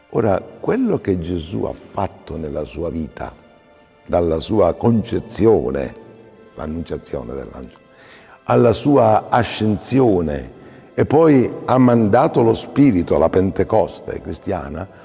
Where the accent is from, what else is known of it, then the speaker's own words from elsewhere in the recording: Acireale, Sicily, Italy; io vengo da Acireale, Acicastello, Acitrezza, nel catanese, sotto Letna, no?